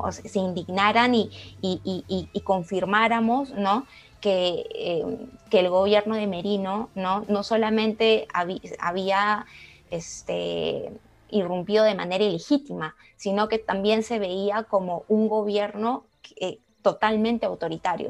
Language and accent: Spanish; Peru; now in Washington, United States; Yo soy peruana